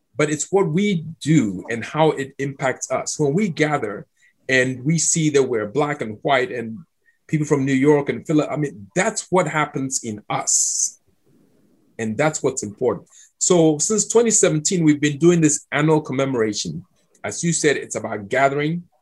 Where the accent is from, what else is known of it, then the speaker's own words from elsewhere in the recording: Accra, Greater Accra, Ghana; moved away as an adult; also born or lived in Cape Coast, Ghana / Georgia, United States; now in United States; I grew up in Accra, which is 100 miles from Cape Coast